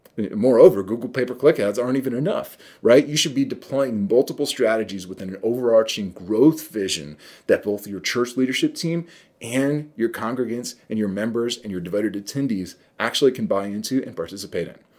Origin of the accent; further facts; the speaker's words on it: New York, United States; I'm from New York